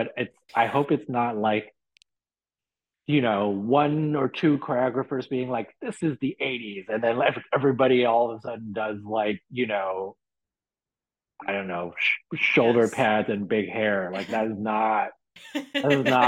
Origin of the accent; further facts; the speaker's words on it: Hong Kong; moved away; growing up in Hong Kong in the 80s